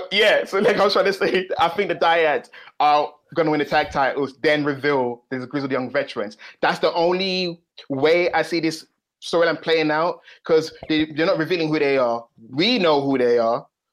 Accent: United Kingdom; I'm actually British, even though from time to time I do stray from the accent. Time to time, I am British. I am not the British of British, but I am British.

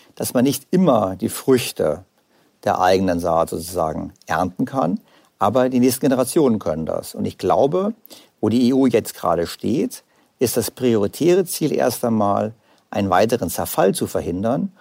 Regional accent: Germany; Bei uns in Deutschland

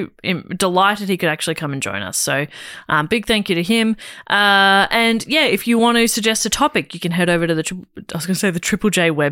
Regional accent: Scotland, United Kingdom; Being Irish, but, you know, raised in Scotland.

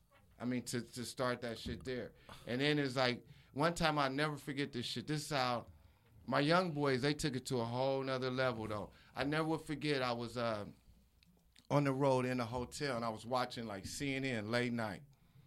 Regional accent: Nebraska, United States

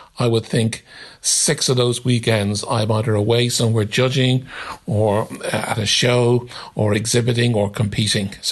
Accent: Dublin, Leinster, Ireland; moved away; I grew up in Ireland, in Dublin

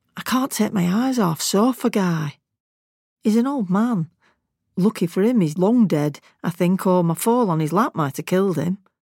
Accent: Lancashire, North West England, United Kingdom; accent: Lancashire; my Lancashire accent

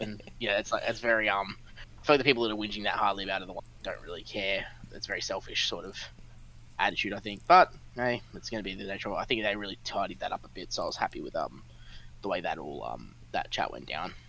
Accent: Australia; We're Australian

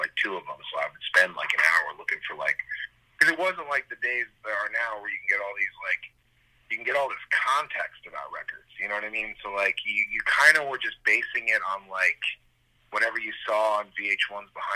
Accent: Union City, New Jersey, United States; now in Nashville, United States; I was born in Union City, New Jersey.

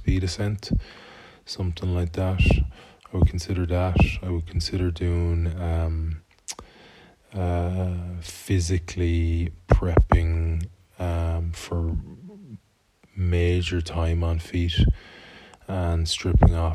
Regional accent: Galway, Connacht, Ireland; my hometown, Galway

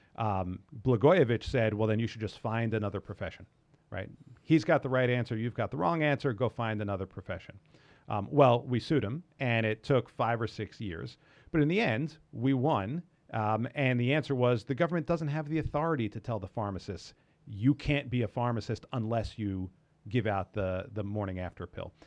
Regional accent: New York, United States; I grew up in New York

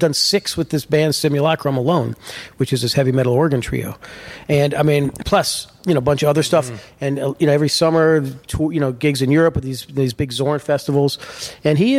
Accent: Florida, United States; I grew up in Florida

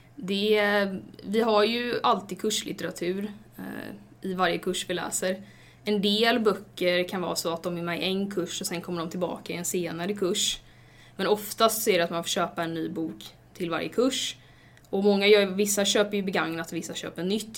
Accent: Stenungsund, Västra Götaland, Sweden; moved away as an adult; now in Gothenburg, Sweden; jag kommer från Stenungsund, inte jättelångt från Göteborg

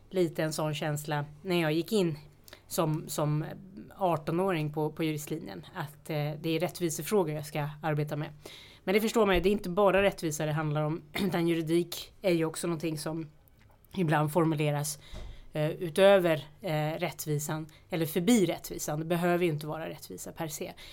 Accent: Sollentuna, Stockholm County, Sweden; Sollentuna, jag är uppvuxen

